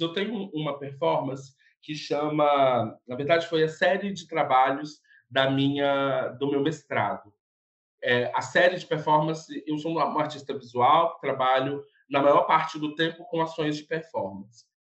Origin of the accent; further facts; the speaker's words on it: interior of Espírito Santo, Brazil; also born or lived in São Paulo; now in Vitória, Brazil; eu sou do interior do estado do Espírito Santo, resido em Vitória